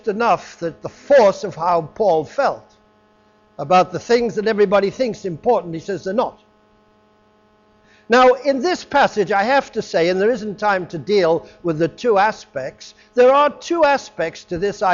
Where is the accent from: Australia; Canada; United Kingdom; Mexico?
United Kingdom; England; moved away; I was raised in England, and I used to meet people when I was back in England for 10 years or so, some years back